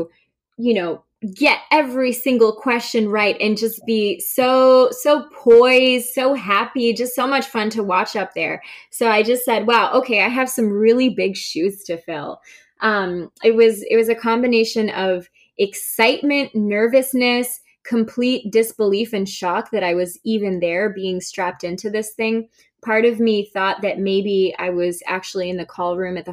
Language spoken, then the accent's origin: English; Winter Springs, Florida, United States; moved away as an adult; also born or lived in Caribbean / Orlando; now in Boston, United States; I was born in the Caribbean and grew up in Florida